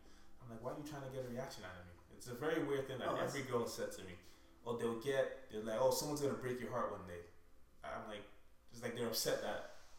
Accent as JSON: {"language": "English", "country": "Nigeria", "tie": "born or raised there", "also_born_or_lived": "Canada", "moved": "yes", "said": "I grew up in Nigeria, right? And the plan was always to move to the US."}